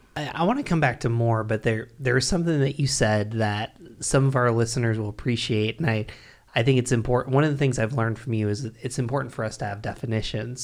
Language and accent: English; Binghamton, New York, United States; I grew up in Binghamton, New York, which is where I'm from